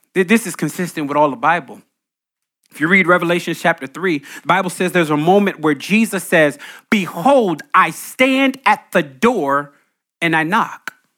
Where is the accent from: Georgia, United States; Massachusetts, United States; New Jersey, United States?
New Jersey, United States; I grew up in Jersey, Green Grove Basketball Court